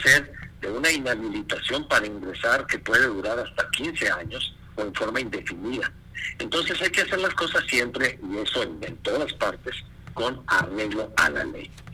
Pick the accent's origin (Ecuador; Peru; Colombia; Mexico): Mexico; aquí en nuestro país